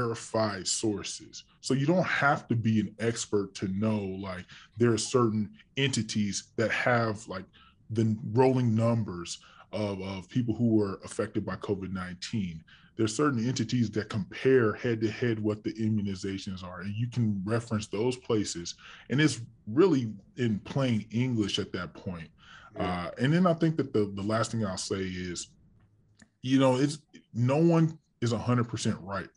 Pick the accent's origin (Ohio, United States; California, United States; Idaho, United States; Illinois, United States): California, United States; I'm from California